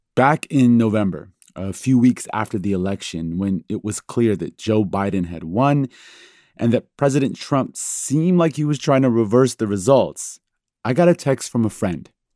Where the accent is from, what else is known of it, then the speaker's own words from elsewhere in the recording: Iran; moved away; I was born in Iran, a country with a terrible history of political upheaval.